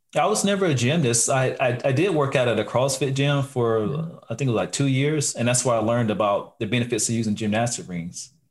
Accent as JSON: {"language": "English", "town": "Lexington", "region": "North Carolina", "country": "United States", "tie": "born or raised there", "said": "I am from the great city of Lexington, North Carolina, home of the barbecue"}